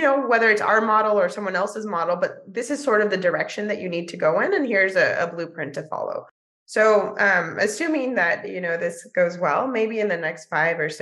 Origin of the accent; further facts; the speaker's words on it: San Diego, California, United States; also born or lived in Mexico; now in New York, United States; I grew up in San Diego, California, in a multilingual, multicultural home.